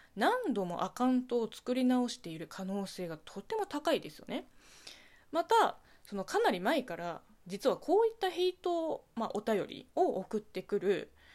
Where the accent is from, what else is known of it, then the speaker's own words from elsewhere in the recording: China; Japanese is a second language; moved away; 中国生まれ中国育ちの私